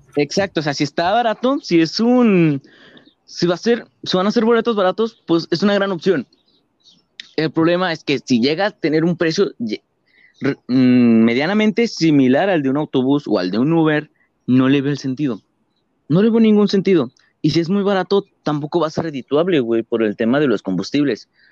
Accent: Mexico; como mexicanos

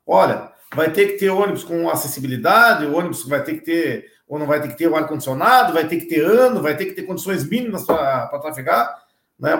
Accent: Brazil; eu me criei lá no Armor

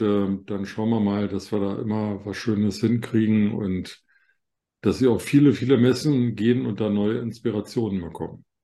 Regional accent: Germany; bei uns in Deutschland

